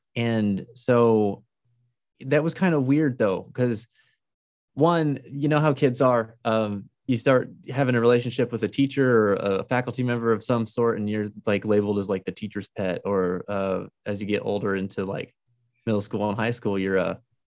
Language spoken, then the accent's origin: English; Albuquerque, New Mexico, United States; also born or lived in Farmington, New Mexico; I grew up in Albuquerque, New Mexico